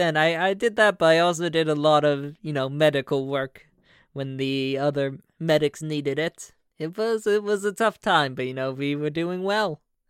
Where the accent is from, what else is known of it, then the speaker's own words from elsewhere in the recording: New York, United States; also born or lived in Boston; Well, you know, I'm originally from New York, and then I moved down to Boston. But right now we live down in Florida.